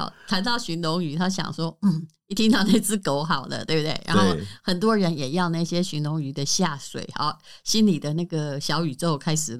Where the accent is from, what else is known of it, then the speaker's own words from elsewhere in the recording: Taiwan; 我是本省人小孩，